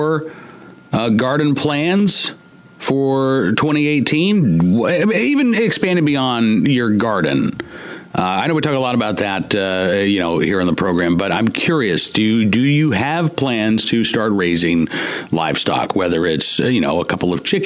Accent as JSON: {"language": "English", "region": "Oklahoma", "country": "United States", "tie": "born or raised there", "moved": "yes", "said": "I went to Catholic school growing up in Oklahoma"}